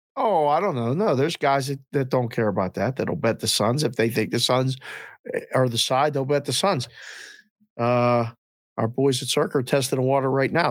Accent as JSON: {"language": "English", "town": "Pittsburgh", "region": "Pennsylvania", "country": "United States", "tie": "born or raised there", "said": "I grew up in the Civic Arena going to games, we were twelve years old"}